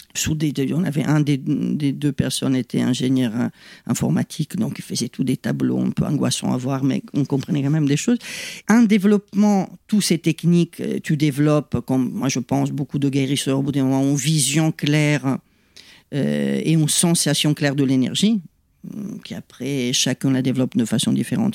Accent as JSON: {"language": "French", "country": "Italy", "second_language": "French", "moved": "as an adult", "lives_now": "France", "said": "je suis italienne, pas d'origine italienne, mais italienne, j'y tiens"}